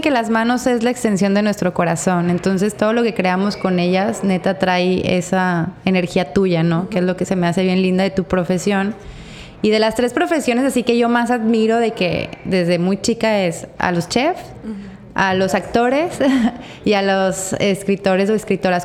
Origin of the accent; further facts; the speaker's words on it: Torreón, Coahuila, Mexico; moved away; yo soy de Torreón